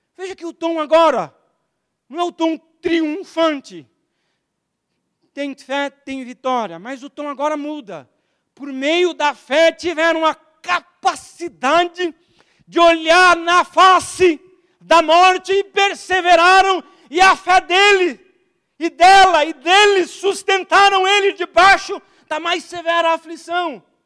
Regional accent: Alagoas, Brazil; Eu sou lagoano, então eu tenho, vocês não percebem, eu tenho um sotaquezinho.

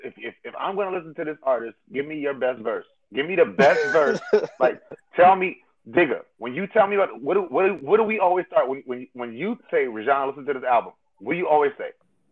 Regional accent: South Carolina, United States; I'm also from South Carolina.

